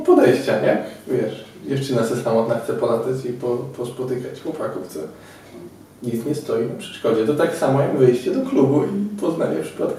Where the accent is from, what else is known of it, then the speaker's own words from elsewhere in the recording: Poland; ja z Polski